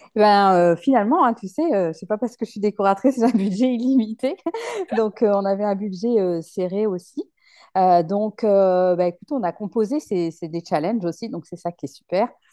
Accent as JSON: {"language": "French", "town": "La Rochelle", "region": "Nouvelle-Aquitaine", "country": "France", "tie": "born or raised there", "moved": "yes", "said": "je suis originaire de La Rochelle, donc c'est pour ça que j'ai voulu revenir ici"}